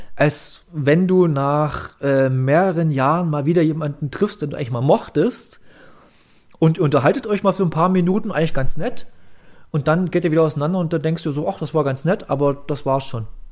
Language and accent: German; East Germany, Germany; ich komme hier aus dem Osten